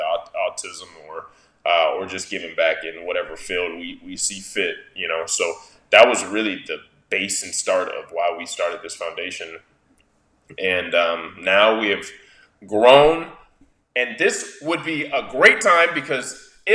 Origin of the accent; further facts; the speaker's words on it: Arizona, United States; growing up in Arizona